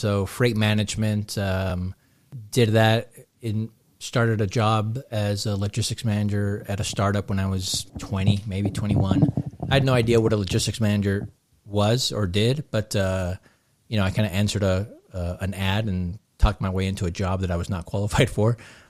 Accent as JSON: {"language": "English", "town": "Long Beach", "region": "California", "country": "United States", "tie": "born or raised there", "moved": "as an adult", "lives_now": "Southern Utah, United States", "said": "No, so I'm originally from Southern California, from Long Beach area. Okay. Grew up there, right? I was about almost 30 by the time we moved to Southern Utah."}